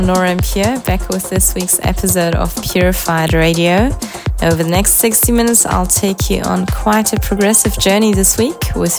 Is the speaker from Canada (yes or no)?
no; Switzerland; I'm now back in my home country of Switzerland